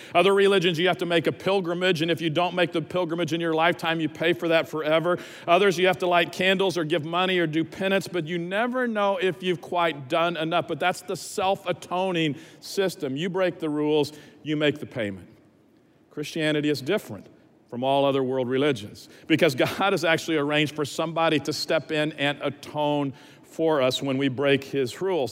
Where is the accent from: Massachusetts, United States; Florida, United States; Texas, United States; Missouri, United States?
Texas, United States; Dallas; also born or lived in Lubbock, Texas